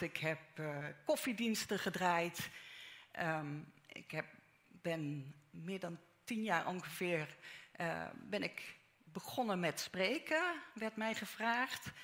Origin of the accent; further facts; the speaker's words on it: Netherlands; persoonlijk ben ik in Nederland geboren. Nederlandse ouders, Nederlandse grootouders aan beide kanten